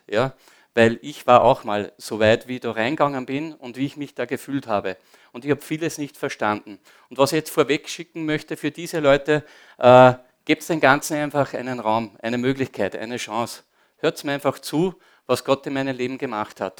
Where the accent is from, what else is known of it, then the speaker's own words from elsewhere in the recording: Upper Austria, Austria; also born or lived in Linz; ich bin am Land aufgewachsen